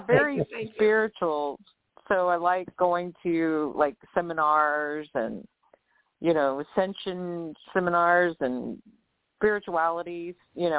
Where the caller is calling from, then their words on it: New Orleans, Louisiana, United States; I'm calling from New Orleans.